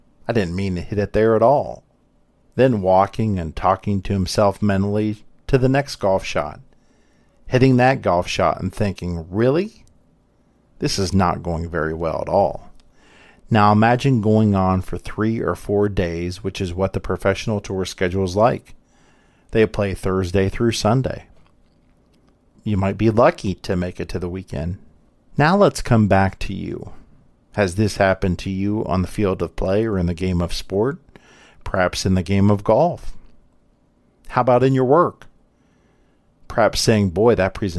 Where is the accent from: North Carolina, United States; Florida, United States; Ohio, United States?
Ohio, United States; Columbus; Having been born and grew up here in Columbus